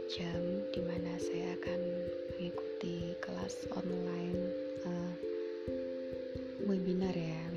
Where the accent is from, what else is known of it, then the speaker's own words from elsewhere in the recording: Tulungagung, East Java, Indonesia; Uh, sekarang ini saya sedang berada di Tulung Agung di kota kelahiran saya.